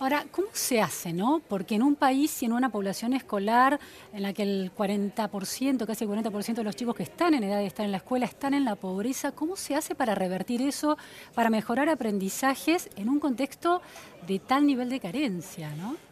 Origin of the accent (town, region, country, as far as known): Argentina